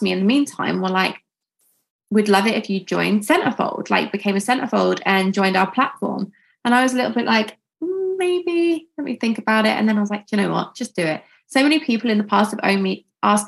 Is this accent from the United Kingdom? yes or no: yes; United Kingdom; I grew up here and I just do everything from here really.